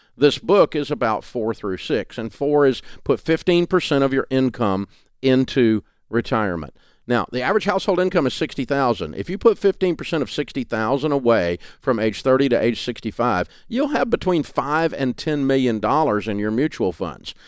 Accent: Southern, United States; accent: Southern

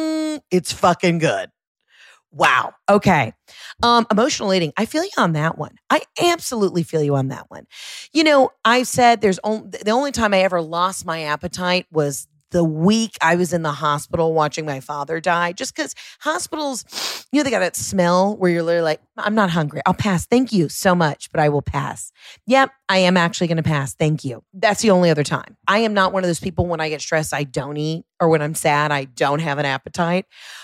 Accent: Florida, United States; That orange is peeled because, bitch, I'm from Florida.

